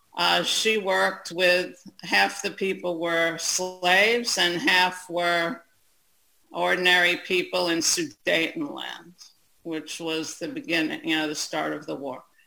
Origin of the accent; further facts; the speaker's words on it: United States; I'm an American Jew.